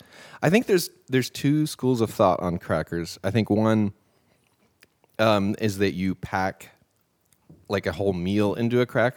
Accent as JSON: {"language": "English", "region": "the South", "country": "United States", "said": "We're from the South."}